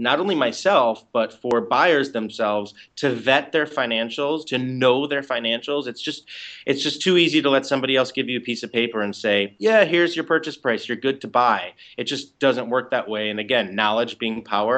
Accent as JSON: {"language": "English", "town": "Chicago", "region": "Illinois", "country": "United States", "moved": "as an adult", "lives_now": "New York City, United States", "said": "I am originally from the Chicago area, and I moved to the city about 19 years ago"}